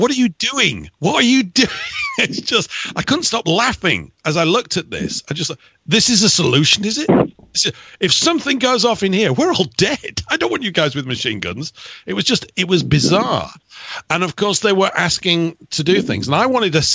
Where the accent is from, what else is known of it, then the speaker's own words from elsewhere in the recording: England, United Kingdom; I'm English